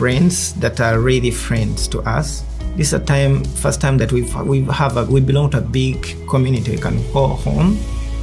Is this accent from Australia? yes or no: no; Uganda; moved away as an adult; now in Seattle, United States; I grew up in Uganda with my grandmother.